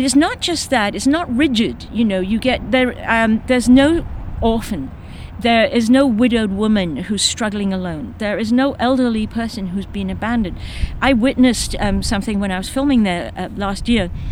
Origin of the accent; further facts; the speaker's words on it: Kenya; moved away as an adult; now in United States; I was born in Kenya, so I think of myself as a Kenyan or a white African, we call ourselves